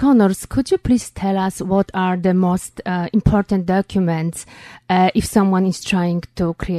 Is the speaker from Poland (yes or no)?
yes; Poland; moved away as an adult; now in Middle Village, New York, United States; I was born in Poland, and I went to law school in Poland